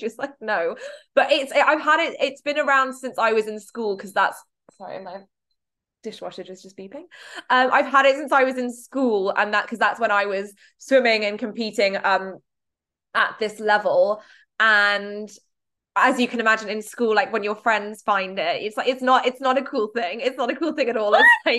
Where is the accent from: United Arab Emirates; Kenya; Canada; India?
United Arab Emirates; Dubai; I grew up in the Middle East in Dubai